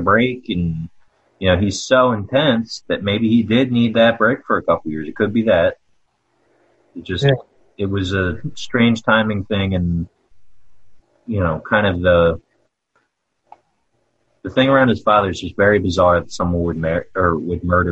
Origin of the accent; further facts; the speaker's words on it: Havre de Grace, Maryland, United States; I'm from Havre de Grace, Maryland.